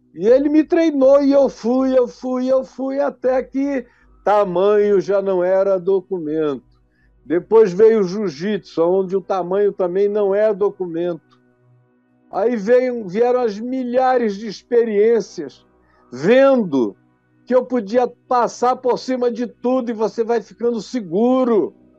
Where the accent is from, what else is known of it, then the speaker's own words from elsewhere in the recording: Manaus, Amazonas, Brazil; quando eu era jovem, lá na minha cidade de Manaus